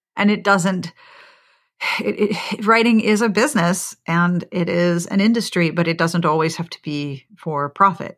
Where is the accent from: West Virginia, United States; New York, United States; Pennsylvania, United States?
Pennsylvania, United States; Pittsburgh; moved away; you live in my hometown